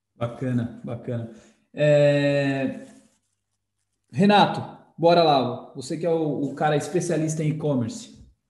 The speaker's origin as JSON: {"language": "Portuguese", "country": "Brazil", "said": "Como brasileiro"}